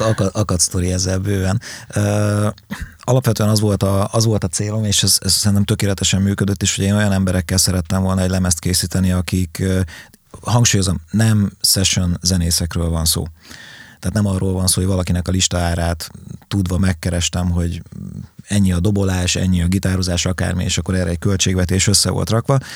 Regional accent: Nyíregyháza, Szabolcs-Szatmár-Bereg, Hungary; az István a királyt például bátyámmal váltott szereposztásban üvöltöttük otthon, panelház, Nyíregyháza, Kumbéla utca

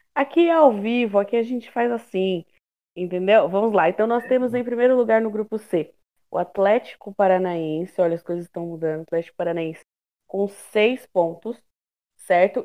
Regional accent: Brazil; eu, como uma boa brasileira raiz

